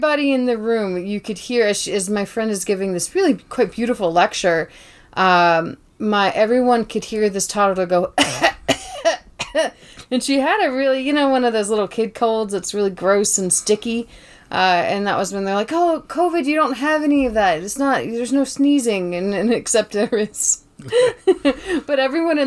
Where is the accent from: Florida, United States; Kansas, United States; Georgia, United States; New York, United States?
Georgia, United States; Tybee Island; moved away; I'm from Tybee Island, Georgia